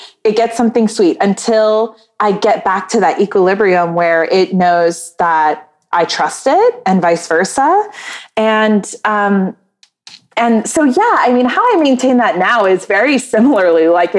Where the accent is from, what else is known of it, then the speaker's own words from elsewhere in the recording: Maryland, United States; born there; also born or lived in North Carolina; now in Wilmington, United States; So I was born in Maryland, and then I moved all around the East Coast. And the longest I lived anywhere was North Carolina, in a little beach town.